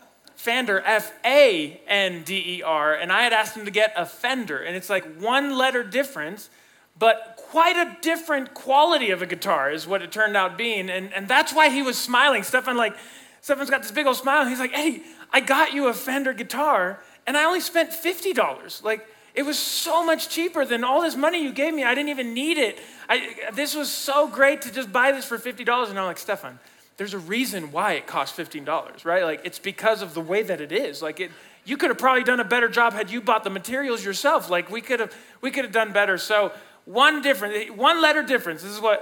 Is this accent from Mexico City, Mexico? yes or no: yes; Mexico City, Mexico; I grew up as a missionary kid. I grew up in Mexico City, Mexico, so I'm bilingual and bicultural. My mom's Mexican, my dad's American.